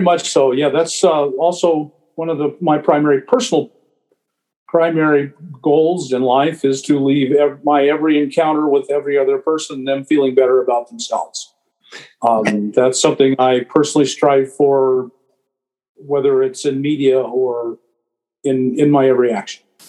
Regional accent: Anchorage, Alaska, United States; moved away; I grew up in Anchorage, and it was a very different place then

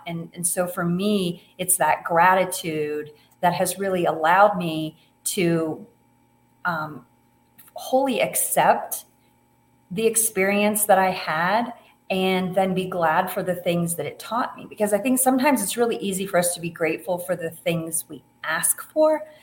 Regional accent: Ohio, United States; moved away as an adult; also born or lived in Colorado; now in Montana, United States; I grew up in Ohio

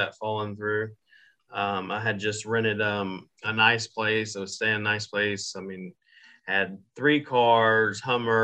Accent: Jacksonville, Florida, United States; moved away as an adult; also born or lived in Birmingham, Alabama / Brunswick, Georgia / Baltimore, Maryland / West Virginia; now in Philippines; I was born and raised in Jacksonville, Florida

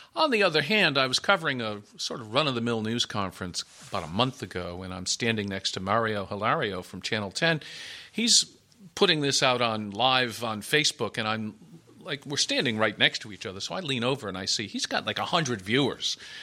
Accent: Connecticut, United States; now in Providence, United States; I grew up in Connecticut

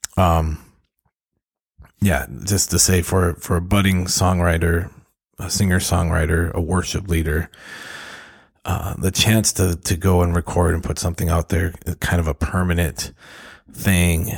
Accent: Duluth, Minnesota, United States; moved away; my hometown in Duluth, Minnesota

